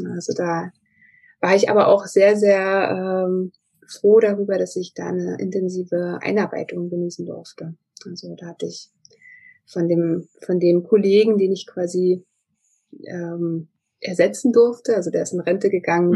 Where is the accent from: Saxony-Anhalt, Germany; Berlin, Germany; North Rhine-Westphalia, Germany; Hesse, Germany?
Saxony-Anhalt, Germany; Magdeburg; rein räumlich gesehen komme ich aus Magdeburg, also aus Sachsen-Anhalt